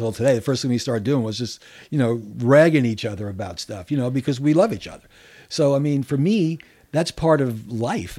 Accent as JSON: {"language": "English", "town": "New York City", "region": "New York", "country": "United States", "tie": "born or raised there", "said": "I grew up in New York City"}